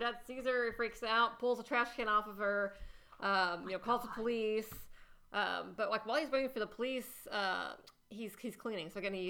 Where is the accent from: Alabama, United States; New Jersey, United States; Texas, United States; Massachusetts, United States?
Texas, United States; I grew up in Texas, too.